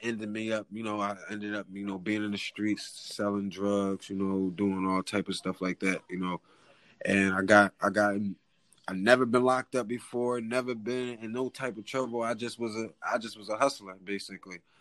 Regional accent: Philadelphia, Pennsylvania, United States; I'm from West Philly, West Philadelphia

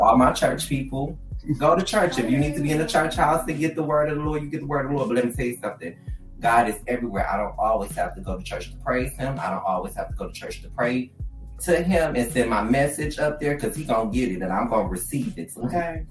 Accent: Detroit, Michigan, United States; I grew up in Detroit, Michigan, so being a northerner like is very different from southern folks

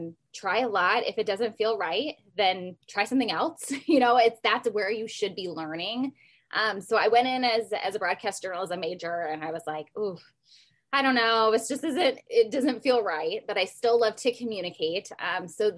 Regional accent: Iowa, United States; moved away as an adult; now in Las Vegas, United States; I'm from Iowa

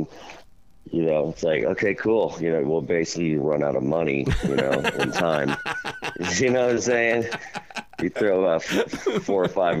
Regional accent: Kansas City, Missouri, United States; I'm from Kansas, Missouri, you know, Kansas City

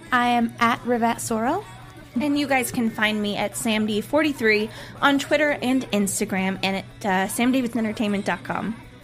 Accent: Cleveland, Ohio, United States; my hometown of Cleveland, Ohio

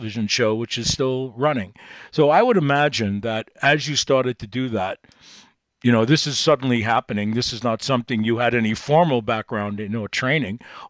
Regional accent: New York City, New York, United States; I'm from Brooklyn, New York

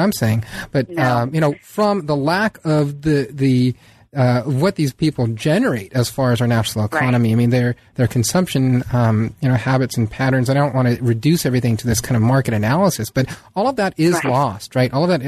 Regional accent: San Diego, California, United States; I mean, I grew up in San Diego, and there's a very small Little Italy there

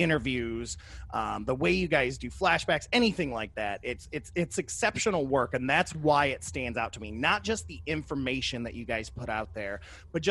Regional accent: Kentucky, United States; especially us living and growing up in Kentucky

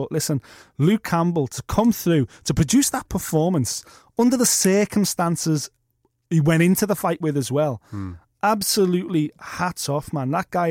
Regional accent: Liverpool, North West England, United Kingdom; As a Scouser, I would, and a friend of Tony Bellew, I would love to see Tony Bellew fight Joseph Parker

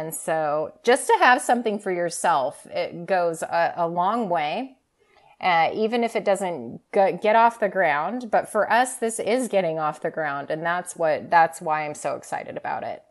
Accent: Southern Oregon, United States; born and raised in Southern Oregon, and I've lived here my whole life

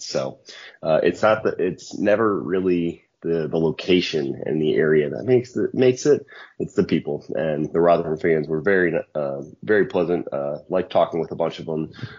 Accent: United States; as an American

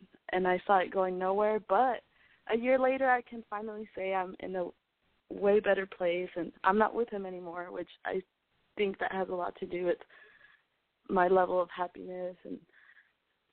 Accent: El Paso, Texas, United States; moved away as an adult; now in Austin, United States; I'm from El Paso, Texas, but I'm currently studying at school in Austin, Texas.

